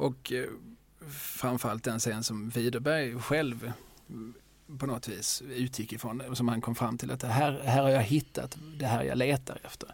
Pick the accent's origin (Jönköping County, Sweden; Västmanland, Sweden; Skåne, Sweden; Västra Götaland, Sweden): Skåne, Sweden; som skåning